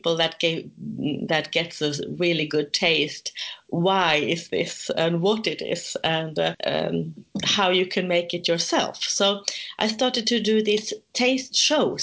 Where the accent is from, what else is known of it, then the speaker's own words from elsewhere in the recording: Stockholm, Stockholm County, Sweden; moved away as an adult; now in northern Sweden; originally I come from Stockholm, which is in the center of Sweden, well, the capital. And 32 years ago, I moved to the north.